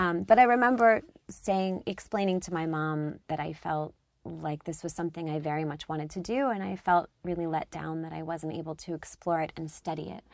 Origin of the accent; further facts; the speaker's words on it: outside Philadelphia, Pennsylvania, United States; I grew up outside Philadelphia